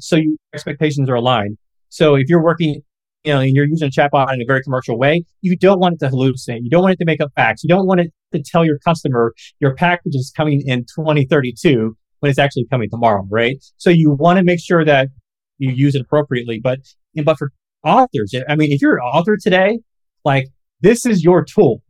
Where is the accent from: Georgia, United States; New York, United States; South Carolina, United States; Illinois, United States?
Illinois, United States; Galesburg; my hometown of Galesburg, Illinois